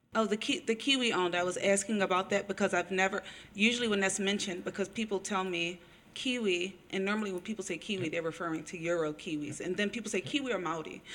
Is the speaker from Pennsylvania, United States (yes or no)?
yes; Philadelphia, Pennsylvania, United States; also born or lived in Berlin; now in New Zealand; I was also born in the U.S., born in Philadelphia